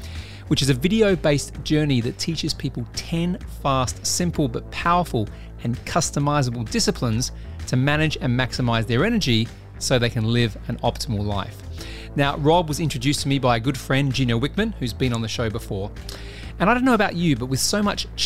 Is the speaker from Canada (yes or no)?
no; Australia; now in United Kingdom; I'm an Australian living in the UK.